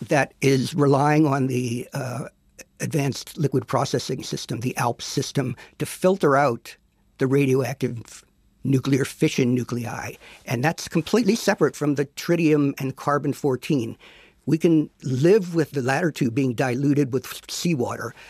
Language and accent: English; Pennsylvania, United States; where I grew up in Pennsylvania